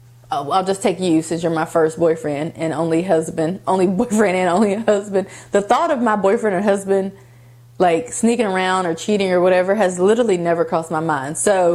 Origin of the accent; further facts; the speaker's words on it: Columbus, Ohio, United States; born there; also born or lived in West Virginia; I was born in Columbus, Ohio, and I also lived in West Virginia, and now I live in Georgia. So I consider all three of them to be like home.